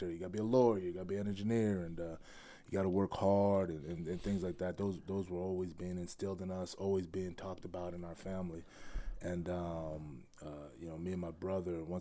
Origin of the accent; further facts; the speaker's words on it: Worcester, Massachusetts, United States; born there; Okay. Uh, I was born in Massachusetts.